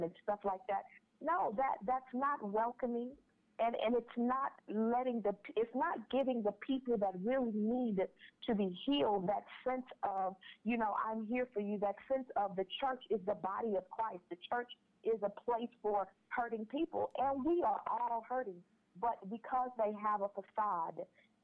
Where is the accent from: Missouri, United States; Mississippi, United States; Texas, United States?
Texas, United States; Houston; moved away as an adult; leave my hometown, Houston, Texas, to relocate